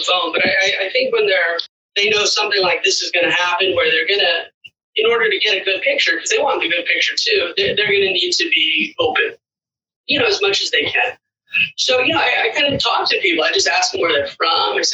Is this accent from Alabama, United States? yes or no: no; Los Angeles, California, United States; I'm actually from Los Angeles myself too